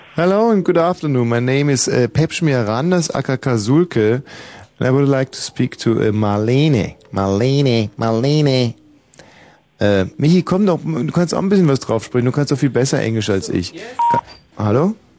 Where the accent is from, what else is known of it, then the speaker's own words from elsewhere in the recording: Germany; ich bin ja in der DDR groß geworden